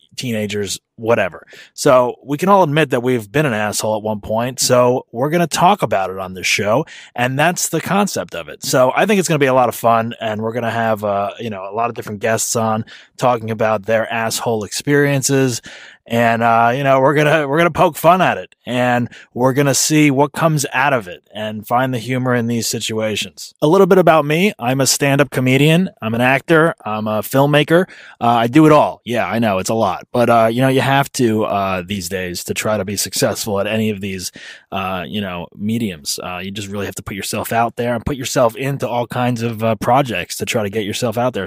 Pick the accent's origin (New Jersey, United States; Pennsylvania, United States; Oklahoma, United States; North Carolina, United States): New Jersey, United States; moved away; I'm originally from New Jersey